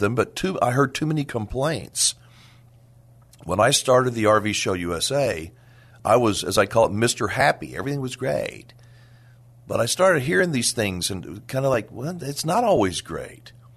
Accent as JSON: {"language": "English", "town": "Dallas", "region": "Texas", "country": "United States", "tie": "born or raised there", "said": "I'm a native Texan, uh, I grew up in the Dallas area, family is from San Antonio"}